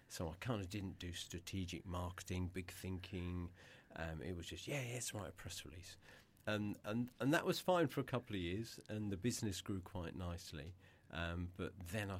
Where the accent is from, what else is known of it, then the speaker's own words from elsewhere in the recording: Eastbourne, South East England, United Kingdom; my hometown in Eastbourne